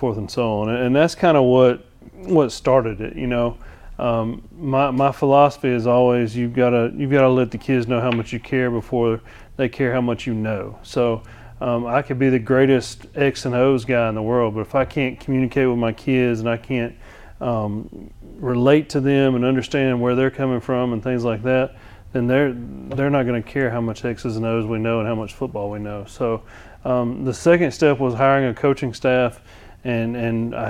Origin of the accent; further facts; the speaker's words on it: Georgia, United States; moved away as an adult; now in Alabama, United States; originally I'm from Georgia.